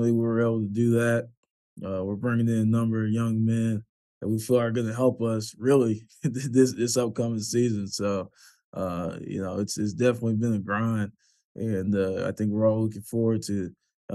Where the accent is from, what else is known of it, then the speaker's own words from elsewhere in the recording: Pflugerville, Texas, United States; moved away as an adult; also born or lived in Austin, Texas; now in Norfolk, United States; I was born in Austin, raised in Pflugerville